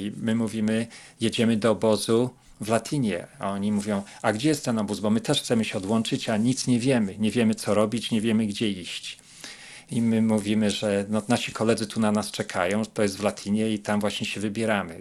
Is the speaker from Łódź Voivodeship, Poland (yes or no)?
yes; Łódź, Łódź Voivodeship, Poland; moved away as an adult; now in United States; Pochodzimy z Łodzi